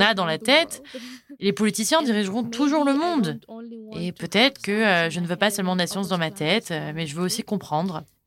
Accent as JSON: {"language": "French", "country": "Sudan", "tie": "born or raised there", "also_born_or_lived": "Qatar", "second_language": "French", "said": "je viens du Soudan"}